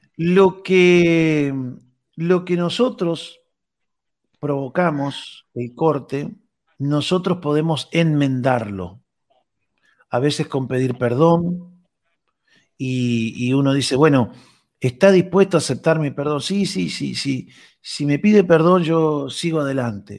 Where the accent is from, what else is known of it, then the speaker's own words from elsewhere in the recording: Rocha, Uruguay; mi pueblo, en Rocha